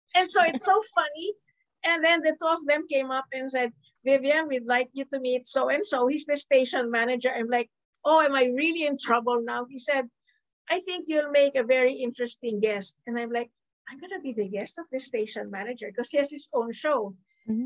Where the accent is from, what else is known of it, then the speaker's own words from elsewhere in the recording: Philippines; I am Filipino, I am based in the Philippines, and yet I didn't grow up in a local school. I grew up in a multicultural, interdenominational school